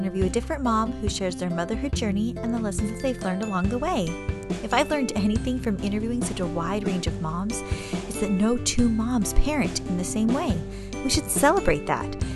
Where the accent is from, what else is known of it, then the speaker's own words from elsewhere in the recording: San Diego, California, United States; also born or lived in Chesapeake, Virginia; I'm from San Diego originally